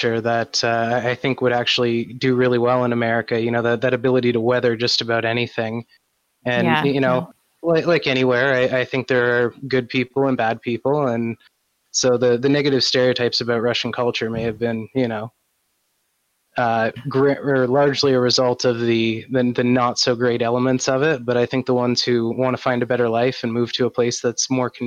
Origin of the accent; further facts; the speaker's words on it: Canada; As a Canadian